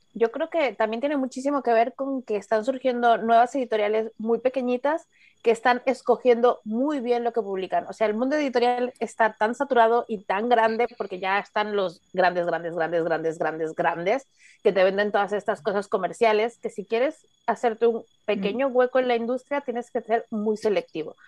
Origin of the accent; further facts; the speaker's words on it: Mexico; a mí como mexicana